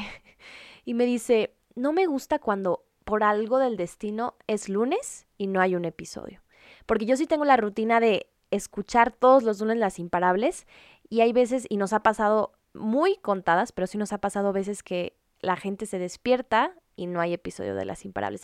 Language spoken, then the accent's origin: Spanish; Culiacán, Sinaloa, Mexico; Yo soy de Culiacán, Sinaloa, arriba el norte de México